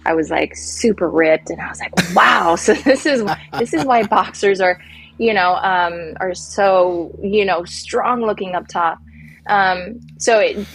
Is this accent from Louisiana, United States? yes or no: no; Silicon Valley, California, United States; I grew up in the Silicon Valley, so it was very, nerdy, techie, gamey, everything, everybody.